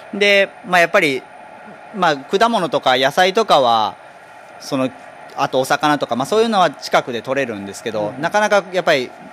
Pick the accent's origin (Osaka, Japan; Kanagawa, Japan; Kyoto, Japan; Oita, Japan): Osaka, Japan; moved away as an adult; now in Inujima, Japan; 私自身大阪生まれ大阪育ちなんですけど